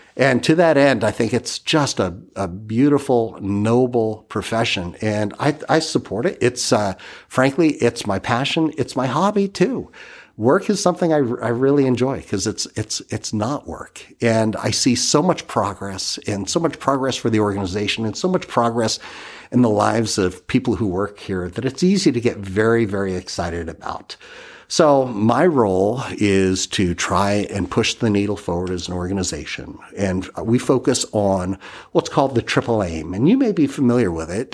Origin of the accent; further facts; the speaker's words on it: Massachusetts, United States; also born or lived in Armona, California; now in Fresno, United States; I'm originally from Massachusetts